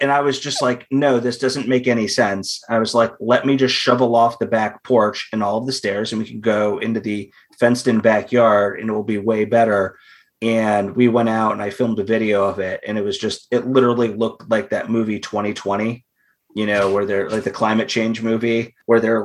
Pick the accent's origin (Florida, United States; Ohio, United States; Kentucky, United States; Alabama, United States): Ohio, United States; moved away; I'm from Ohio, so I'm used to a lot of snow. I mean, where I grew up, the cities had their own like snowplow departments